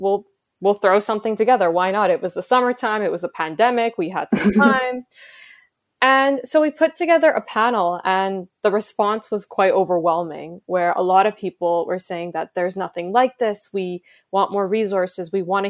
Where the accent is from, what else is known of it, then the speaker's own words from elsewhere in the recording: India; in many ways I felt represented as an Indian woman.